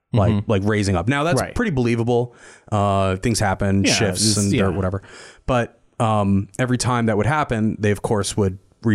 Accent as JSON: {"language": "English", "region": "New Jersey", "country": "United States", "tie": "born or raised there", "said": "And this is a resort town that I grew up in New Jersey, around Big Lake."}